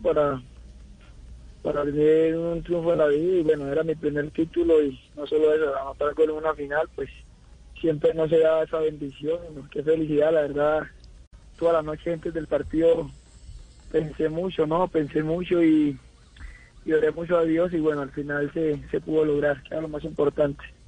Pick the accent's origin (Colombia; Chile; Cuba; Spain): Colombia; now in León, Mexico; mañana ya regreso a Colombia